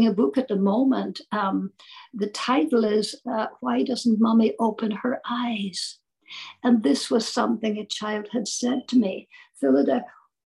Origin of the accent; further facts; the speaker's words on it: Ireland; I'm Irish